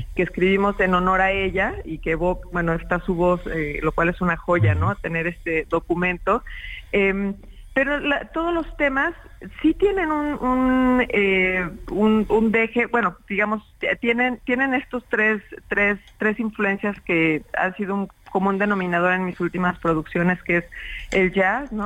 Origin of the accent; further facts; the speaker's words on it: Mexico; en mi país, en México